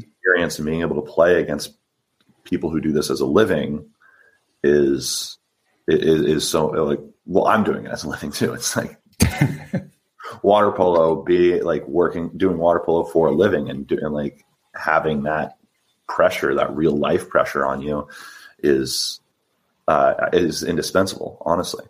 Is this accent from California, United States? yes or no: yes; San Diego, California, United States; I'm from San Diego. Uh, I grew up. I played for my for my local high school